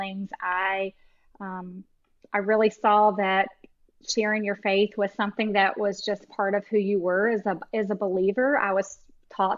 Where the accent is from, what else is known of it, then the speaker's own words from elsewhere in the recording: Durham, North Carolina, United States; I am from North Carolina. I grew up in Durham